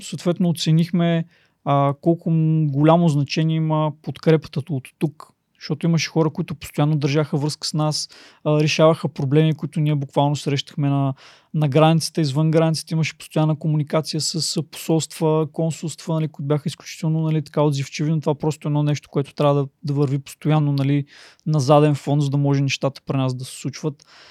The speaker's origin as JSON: {"language": "Bulgarian", "town": "Plovdiv", "region": "Plovdiv Province", "country": "Bulgaria", "tie": "born or raised there", "said": "родом съм от Пловдив"}